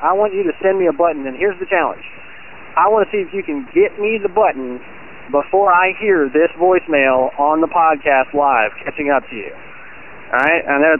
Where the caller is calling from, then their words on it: Virginia, United States; I'm calling from Virginia.